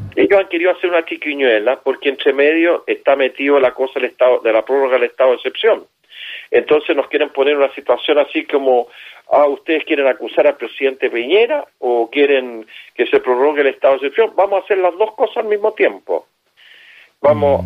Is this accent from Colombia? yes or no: no; Chile; Yo siento como chileno vergüenza